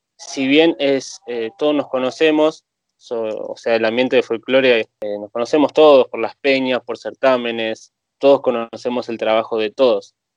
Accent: Tigre, Buenos Aires Province, Argentina; Yo soy de Tigre, Buenos Aires

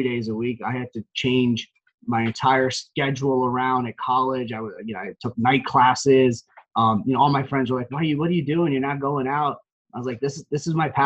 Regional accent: Parsippany, New Jersey, United States; now in Montville, United States; Born and raised in Parsippany, New Jersey, which is basically a town in Morris County.

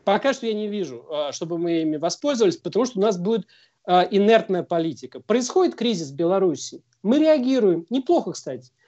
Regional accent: Russia; именно мы из России

